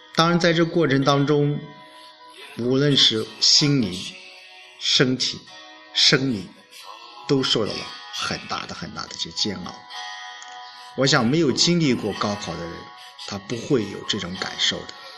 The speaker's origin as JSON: {"language": "Chinese", "country": "China", "said": "我们中国"}